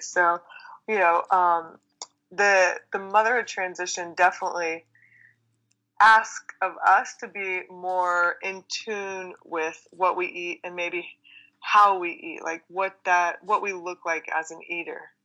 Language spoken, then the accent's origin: English; Texas, United States; I grew up in Texas